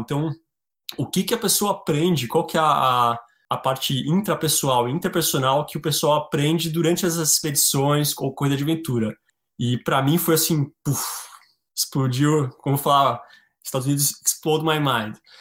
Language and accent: Portuguese; Brazil; moved away as an adult; also born or lived in Patagonia / Chile / Mexico / Norway; now in Alaska, United States; sou brasileiro